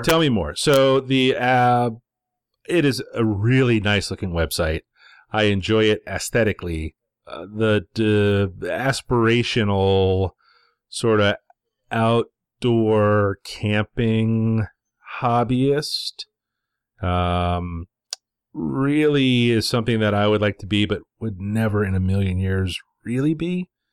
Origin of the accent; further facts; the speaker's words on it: United States; as an American